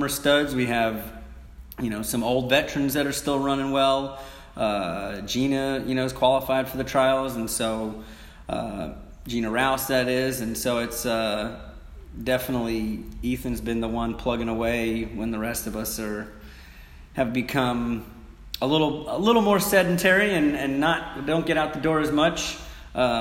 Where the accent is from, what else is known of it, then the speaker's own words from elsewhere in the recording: New York, United States; moved away as an adult; now in Knoxville, United States; we're both from New York